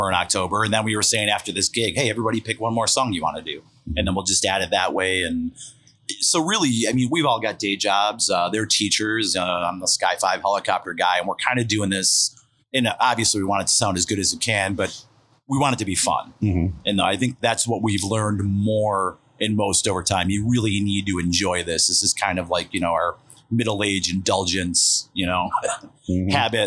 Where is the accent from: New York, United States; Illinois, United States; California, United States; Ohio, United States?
Illinois, United States; Chicago; moved away as an adult; also born or lived in Oak Lawn, Illinois; now in Northwest suburbs of Chicago, United States; I grew up in like Mount Greenwood and Oak Lawn